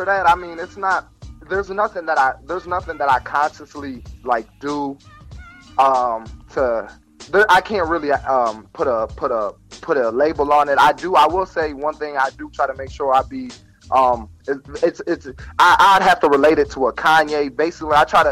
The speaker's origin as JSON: {"language": "English", "town": "Toledo", "region": "Ohio", "country": "United States", "said": "I'm from Toledo"}